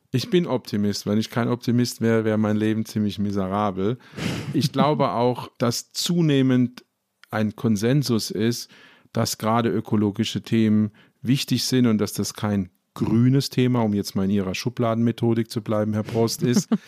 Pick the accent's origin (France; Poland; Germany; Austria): Germany; Ludwigshafen, Rhineland-Palatinate; ich komme zum Beispiel aus Ludwigshafen, das ist die Stadt der BSF.